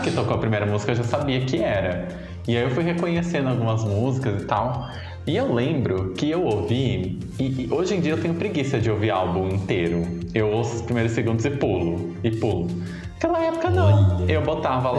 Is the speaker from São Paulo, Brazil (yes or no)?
yes; Descalvado, São Paulo, Brazil; moved away; lá na minha cidade, na, sauda, na saudosa Descalvado